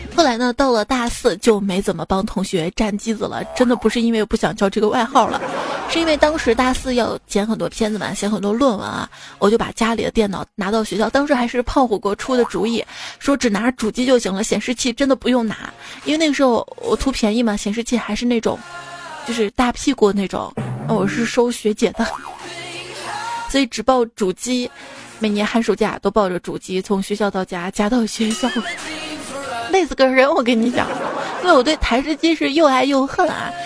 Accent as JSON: {"language": "Chinese", "town": "Xi'an", "region": "Shaanxi", "country": "China", "also_born_or_lived": "Chengdu", "said": "我是西安人"}